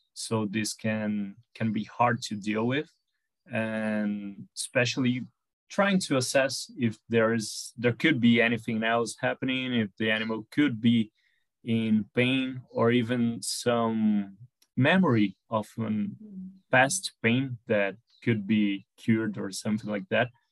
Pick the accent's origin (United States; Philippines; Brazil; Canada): Brazil; São Paulo; since I live in a, in a busy city here, I'm from Sao Paulo in Brazil